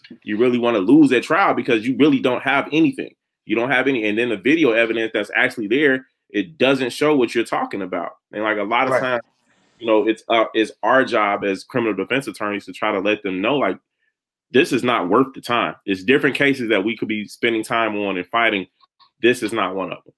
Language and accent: English; Chicago, Illinois, United States; growing up in Chicago